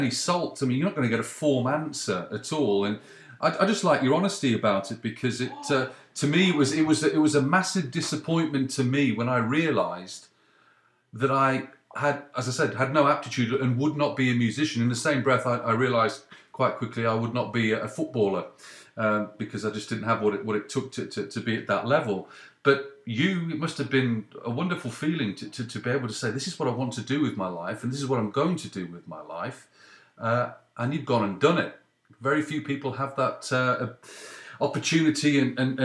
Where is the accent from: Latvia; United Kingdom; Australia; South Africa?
United Kingdom; now in Canada; growing up in Britain